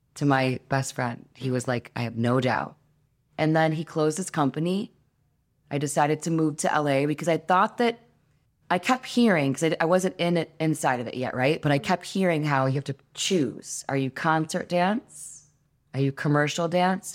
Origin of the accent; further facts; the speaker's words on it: Detroit, Michigan, United States; I come from Detroit, which is the mecca of house music and techno music